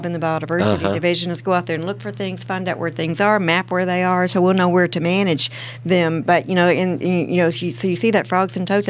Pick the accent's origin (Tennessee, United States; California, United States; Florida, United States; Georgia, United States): Tennessee, United States; Nashville; I'm still on the same farm I grew up on. I went to school 8th and Broad, even Fog. So you don't get much more Nashvilleian than that. I'm from Nashville, from Tennessee